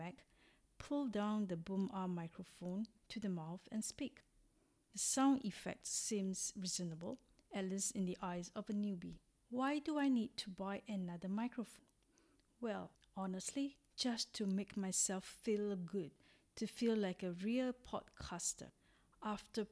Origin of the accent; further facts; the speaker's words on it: Singapore; moved away as an adult; also born or lived in Hong Kong; now in Arcy, France; I am originally from Singapore, a little country in Southeast Asia, and have been living in France for 4 years since 2016